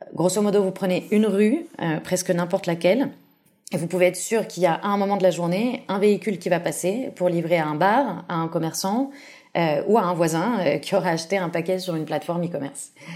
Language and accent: French; Paris, Île-de-France, France; moved away as an adult; now in Barcelona, Spain; je suis française, je suis née et j'ai grandi à Paris, mais ça fait maintenant cinq ans que je vis en Espagne, plus précisément euh, à Barcelone